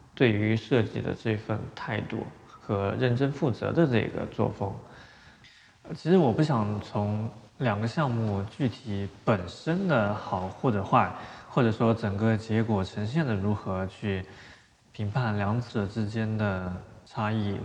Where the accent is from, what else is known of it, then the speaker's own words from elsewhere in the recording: China; 其中也包括了我们中国人王树